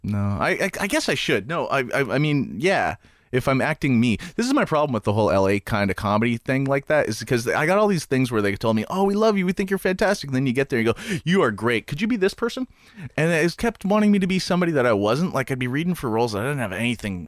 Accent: Canada; I'm Canadian

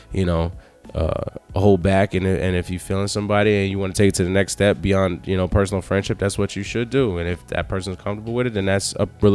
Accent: New York, United States; I was born and raised in New York

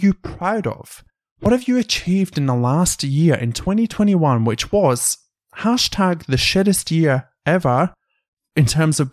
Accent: United Kingdom; moved away as an adult; also born or lived in Canberra, Australia; now in Sydney, Australia; when I went home to the UK, the first day that I went out in my hometown

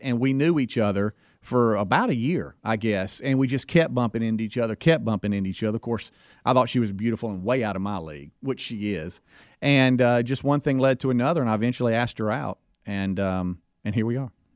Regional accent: Pascagoula, Mississippi, United States; I, I grew up in Pascagoula, Mississippi

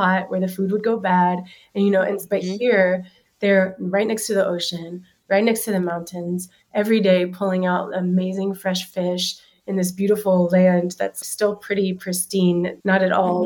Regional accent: Alabama, United States; moved away as an adult; now in San Sebastian, Spain; growing up in Alabama

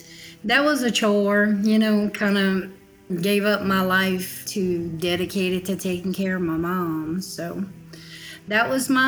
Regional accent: Houma, Louisiana, United States; I grew up in downtown Houma, Louisiana, about 60 miles south of New Orleans.

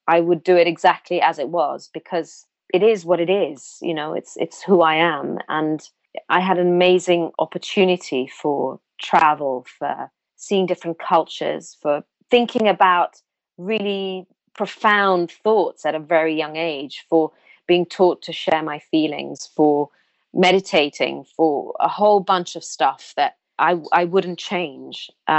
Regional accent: India; born there; They know I was born in India. They know how I grew up.

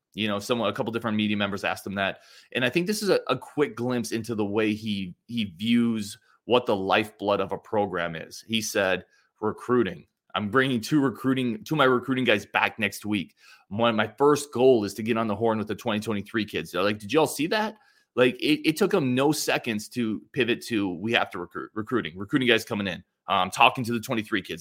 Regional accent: Cumberland, Wisconsin, United States; I grew up in Cumberland, Wisconsin, which is the island city

